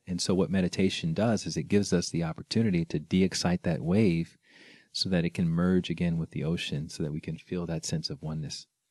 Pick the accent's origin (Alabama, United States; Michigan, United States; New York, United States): Alabama, United States; I grew up in Alabama